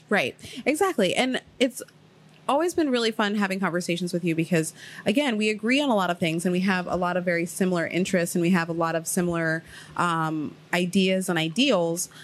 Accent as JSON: {"language": "English", "region": "Ohio", "country": "United States", "tie": "born or raised there", "also_born_or_lived": "Queens, New York", "moved": "yes", "lives_now": "New York City, United States", "said": "I moved to Ohio because I was living with my grandmother"}